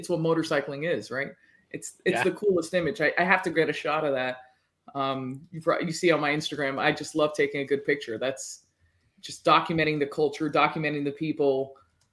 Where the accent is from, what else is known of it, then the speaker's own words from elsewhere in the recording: Miami, Florida, United States; I was born and raised in the States. Okay. in Miami, Florida